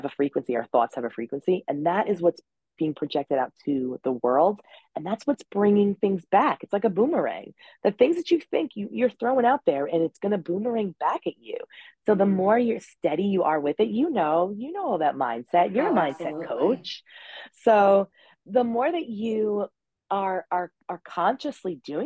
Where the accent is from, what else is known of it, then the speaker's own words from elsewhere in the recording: Long Island, New York, United States; I'm from New York. That's the Long Island.